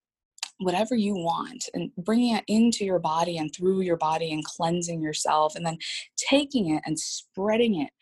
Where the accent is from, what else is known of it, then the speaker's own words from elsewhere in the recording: San Jose, California, United States; moved away as an adult; also born or lived in Washington State; now in Columbus, United States; I'm from California. I was brought up there from the San Jose area